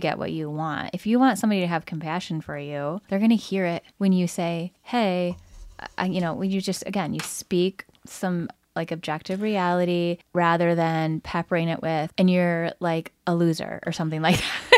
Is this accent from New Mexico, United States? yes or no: no; Lansing, Michigan, United States; when I grew up in the Lansing